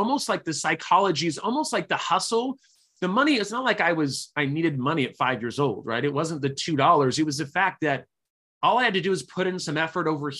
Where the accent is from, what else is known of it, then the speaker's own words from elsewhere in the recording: Sacramento, California, United States; also born or lived in Utah / Chico, California; I grew up in Sacramento, California. I actually was born in Utah, was there for about 2 weeks